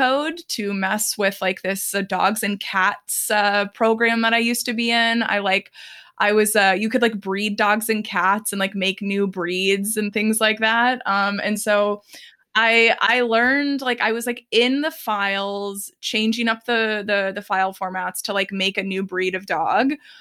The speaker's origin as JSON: {"language": "English", "town": "Dallas", "region": "Texas", "country": "United States", "tie": "born or raised there", "said": "I grew up in Texas, specifically the Dallas area."}